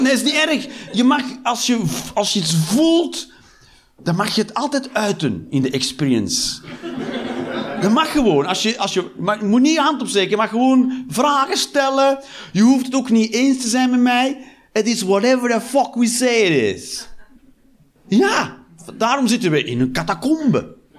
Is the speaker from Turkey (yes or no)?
no; Westmalle, Flanders, Belgium; moved away as an adult; also born or lived in Antwerp; now in Eindhoven, Netherlands; ik ben opgegroeid in Westmalle.